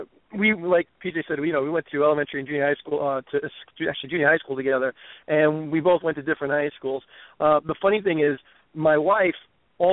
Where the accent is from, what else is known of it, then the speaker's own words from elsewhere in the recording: New York City, New York, United States; I was born in the Bronx.